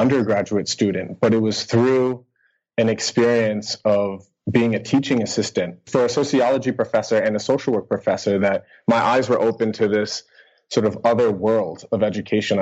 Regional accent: United States; moved away as an adult; also born or lived in Boston area, United States / Helsinki, Finland; now in Kuopio, Finland; I'm an American teacher living in Finland

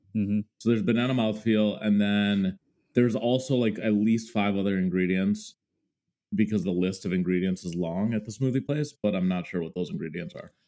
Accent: Mendota Heights, Minnesota, United States; moved away as an adult; now in New York, United States; So I grew up in Minnesota. I spent pretty much 25 years uh, of my life there, aka my childhood and adolescence

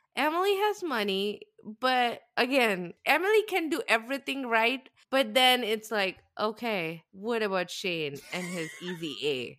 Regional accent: South India, India; moved away; I grew up in South India with, in the, in the very high heat

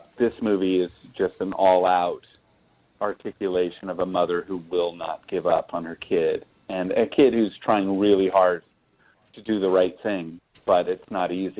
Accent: West Des Moines, Iowa, United States; I grew up in West Des Moines

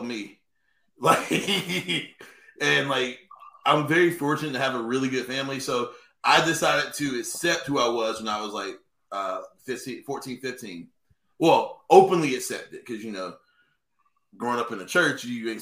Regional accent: Sanford, North Carolina, United States; growing up around Chatham County and Lee County

